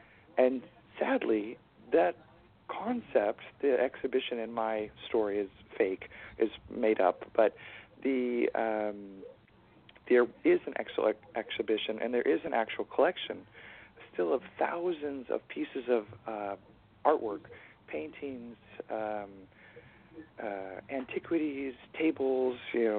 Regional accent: West Coast, United States; moved away as an adult; also born or lived in Seattle, Washington, United States; now in Amsterdam, Netherlands; As an American, we learned a lot about the Second World War, but I lived on the West Coast

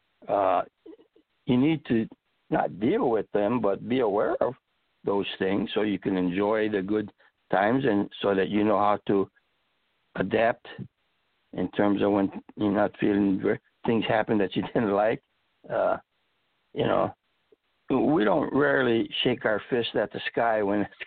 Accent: Chicago, Illinois, United States; moved away as an adult; also born or lived in Iowa / North Carolina; now in Central California, United States; I grew up and was raised in Chicago

